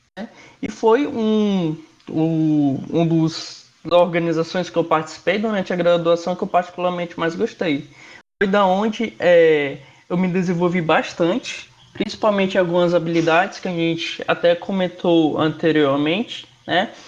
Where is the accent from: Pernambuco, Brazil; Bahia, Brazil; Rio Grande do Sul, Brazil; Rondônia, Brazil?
Rondônia, Brazil; moved away as an adult; also born or lived in Fortaleza; eu sou de outro estado, eu sou de Rondônia. Eu me mudei